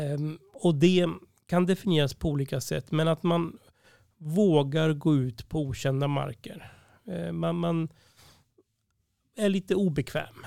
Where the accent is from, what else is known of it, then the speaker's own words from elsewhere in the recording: Uppsala, Uppsala County, Sweden; jag var uppvuxen här i Uppsala